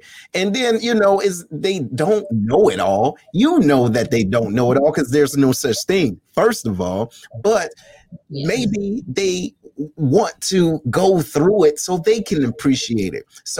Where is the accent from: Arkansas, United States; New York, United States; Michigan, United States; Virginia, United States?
Michigan, United States; Detroit; this is my homie. We grew up in Detroit together.